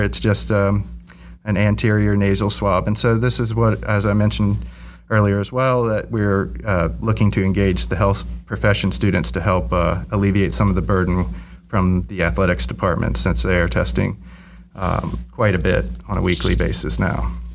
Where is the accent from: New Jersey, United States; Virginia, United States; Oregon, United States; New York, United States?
Virginia, United States; Virginia Beach; moved away; I grew up in Virginia Beach